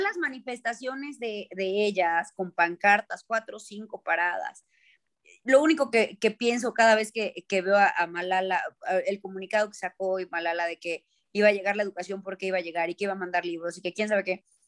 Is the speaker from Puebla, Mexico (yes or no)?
yes; Cholula, Puebla, Mexico; en Cholula yo sí me eduqué con, Rosario en mano y además la visita de la, de la Virgen a casa